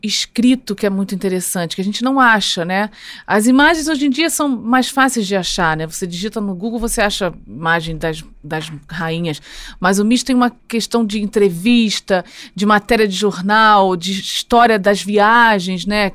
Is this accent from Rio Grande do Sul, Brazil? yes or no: no; Rio de Janeiro, Brazil; Nasci no Rio de Janeiro e sou carioca